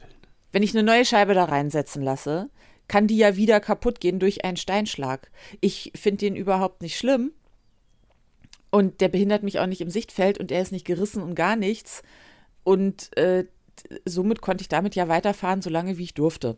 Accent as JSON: {"language": "German", "region": "Northern Germany", "country": "Germany", "said": "Ich bin Norddeutsche, sehr auch."}